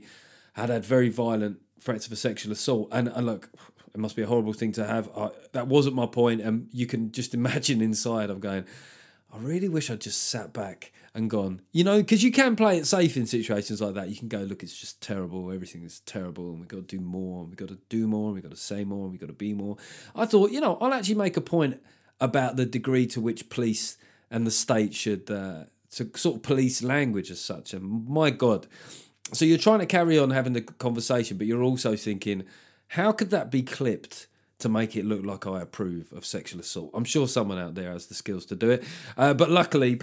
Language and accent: English; England, United Kingdom; the arrogant Englishman abroad